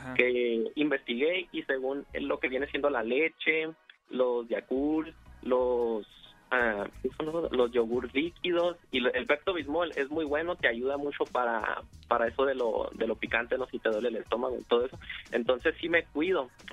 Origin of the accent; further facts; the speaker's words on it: Tecate, Baja California, Mexico; yo soy de la ciudad de Tecate, Baja California